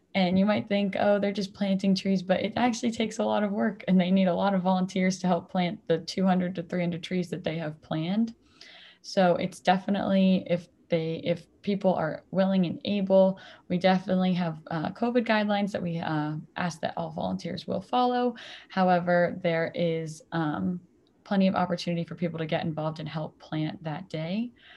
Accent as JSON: {"language": "English", "town": "Mansfield", "region": "Massachusetts", "country": "United States", "said": "I am originally from Mansfield, Massachusetts, actually, where Tree Plenish was started"}